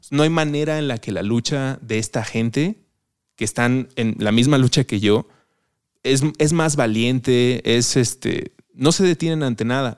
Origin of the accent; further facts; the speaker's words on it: Mexico City, Mexico; como chilango, antes de empezar a grabar hablábamos de la chilanguez, lo sentía muy propio, como si esto es de la ciudad en la que crecí